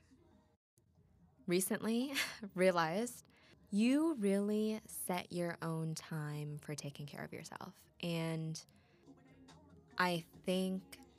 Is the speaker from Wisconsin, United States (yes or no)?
yes; Wisconsin, United States; accent: Wisco; my Wisco accent